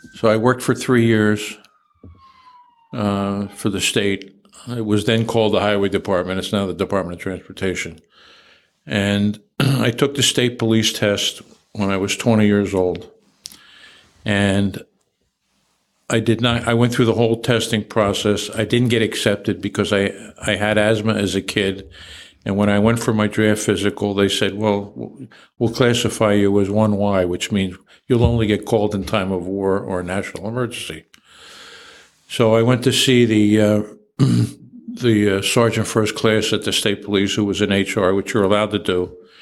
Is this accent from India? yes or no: no; Trenton, New Jersey, United States; also born or lived in Lakeland, Florida; I grew up in Trenton and uh, went to schools in Trenton.